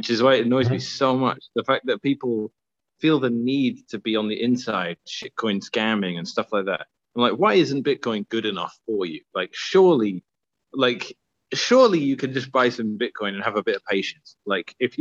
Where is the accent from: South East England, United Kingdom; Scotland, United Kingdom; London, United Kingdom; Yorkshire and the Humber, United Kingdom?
London, United Kingdom; moved away; I grew up in Southeast London.